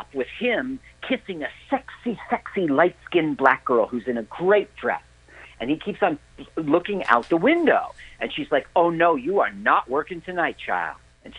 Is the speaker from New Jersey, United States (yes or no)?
yes; East Orange, New Jersey, United States; also born or lived in Montclair, New Jersey; where I grew up. In East Orange, New Jersey.